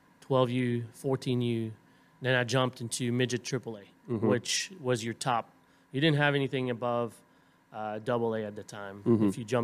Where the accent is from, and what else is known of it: Montreal, Quebec, Canada; born or raised there; accent: French Canadian; moved away